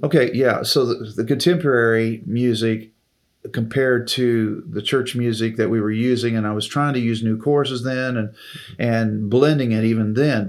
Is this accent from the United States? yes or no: yes; Taylorville, Illinois, United States; moved away as an adult; also born or lived in Springfield, Missouri / Decatur, Illinois; which was just 30 miles from my hometown of Taylorville